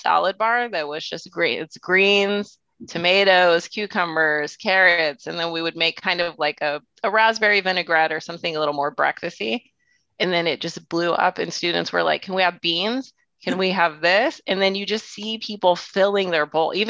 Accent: Houston, Texas, United States; moved away as an adult; now in San Francisco, United States; I grew up in Houston. My dad was Greek, so I came from a very food-centric family

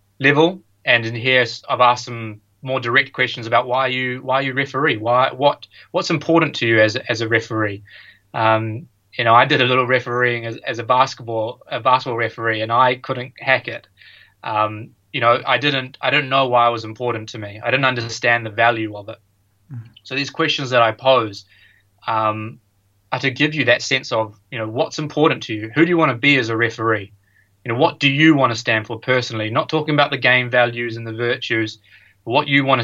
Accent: New Zealand; moved away as an adult; also born or lived in United States; I grew up playing all sports in New Zealand

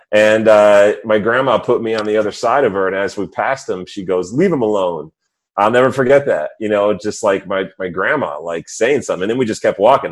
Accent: suburbs of New York City, United States; also born or lived in Missouri; I grew up mostly in the suburbs of New York City

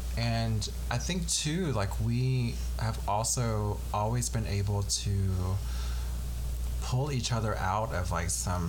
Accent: the South, United States; I mean, I grew up in the South, but I don't have too much of a Southern accent unless I'm like hanging around you like all the time

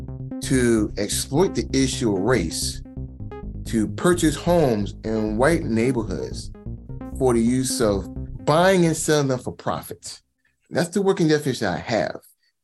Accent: Baltimore, Maryland, United States; I'm born and raised in Baltimore, Maryland. And so this topic is very interesting because I grew up in West Baltimore. I grew up near Warburg Junction.

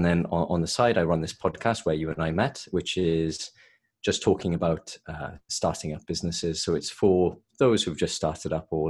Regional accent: Swansea, Wales, United Kingdom; accent: Welsh; moved away as an adult; now in London, United Kingdom; No, I'm from Swansea originally, but moved to London around 5 years ago. So okay. There's a little bit of a Welsh accent left

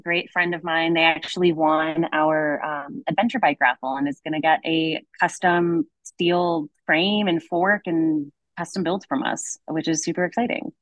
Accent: Connecticut, United States; moved away as an adult; now in Boulder, United States; I grew up in Connecticut

